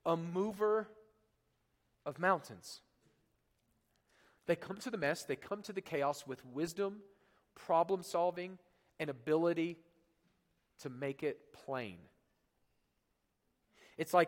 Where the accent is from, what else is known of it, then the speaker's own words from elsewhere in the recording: Oklahoma, United States; moved away; Oklahoma, where I'm from